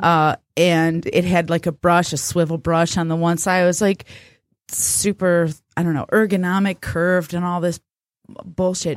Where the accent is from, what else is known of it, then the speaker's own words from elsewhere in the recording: United States; We, as American people